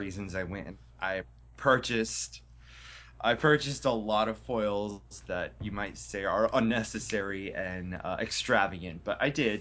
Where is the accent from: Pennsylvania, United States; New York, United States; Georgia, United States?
Pennsylvania, United States; Wilkes-Barre; my hometown of Wilkes-Barre, which is the Diamond City.